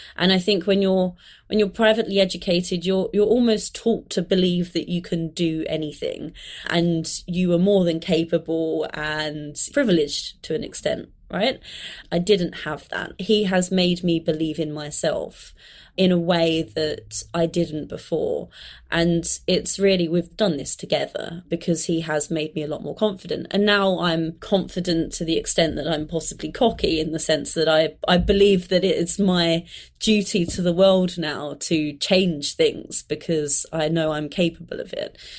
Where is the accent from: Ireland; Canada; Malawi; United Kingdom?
United Kingdom; London; I grew up in London, but I grew up in kind of southeast London, so slightly on the outskirts of London